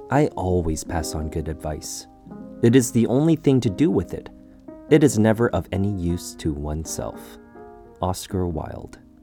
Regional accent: Canada; As a Canadian, we tend to say sorry a lot.

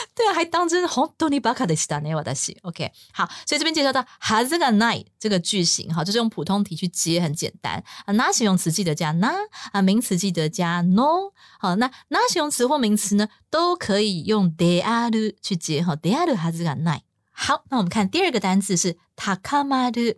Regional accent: Taiwan; 我们台湾人超讨厌饶舌的

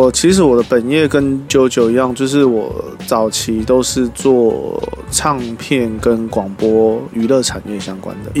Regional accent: Tainan, Taiwan; also born or lived in Kaohsiung; 回到我的故乡台南

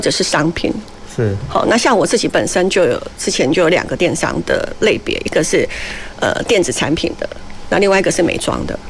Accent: Taiwan; 我们台湾人其实比较相对保守又比较乖嘛。

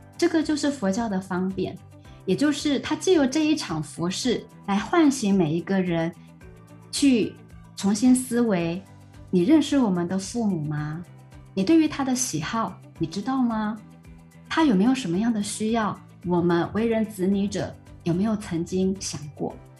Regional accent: Taiwan; now in Malaysia; 那我来自于台湾， 台湾确实也是以清明节为主嗯。但是呢， 呃， 像我是，我是客家人嘛， 那我们的比较特别是过完元宵节之后，一直到清明节的这个时间， 只要我们的家族自己选好日子， 那么我们就会把这种所谓的扫墓 就会提前

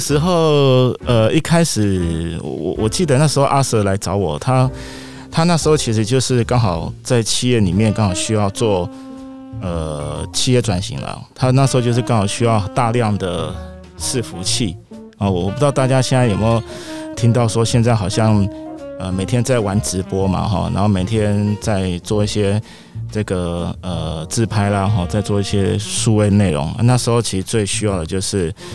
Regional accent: Taiwan; 我们台湾人

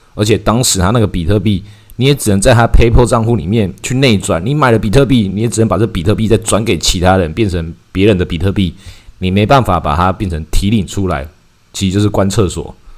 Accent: Taiwan; 我们台湾人

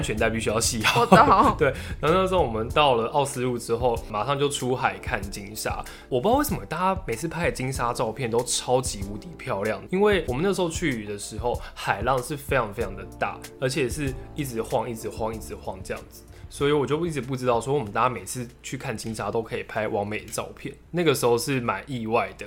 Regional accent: Taipei, Taiwan; 我身为台北人

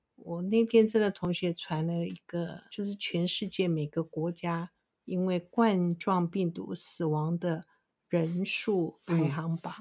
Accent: Taiwan; 对，我们台湾人是非常喜欢吃猪肉

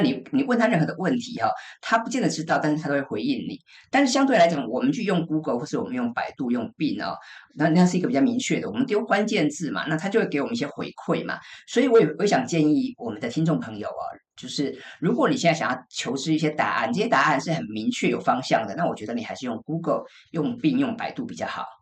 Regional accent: Taiwan; 我们台湾人

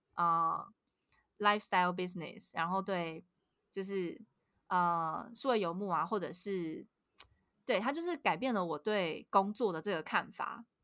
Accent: Kaohsiung, Taiwan; now in Puli, Taiwan; 像我在高雄，我是高雄人，然后我现在住是。在埔里

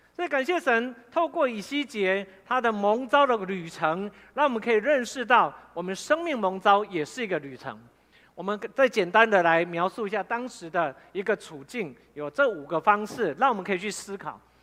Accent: Fengyuan, Taichung, Taiwan; also born or lived in Sanchong, New Taipei; 我本来住在三重，爸爸酗酒，后来我就，啊，我跟弟弟就被带回丰原的老家，我是丰原人，然后就有阿公阿嬷跟叔祖，我就跟他们住在一起

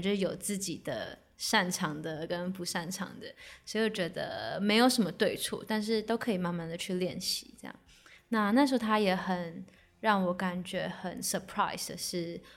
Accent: Taiwan; 身为台湾人，我们这边没有雪嘛

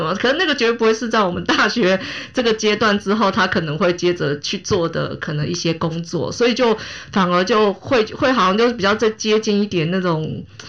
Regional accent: Taiwan; 因为我们台湾人

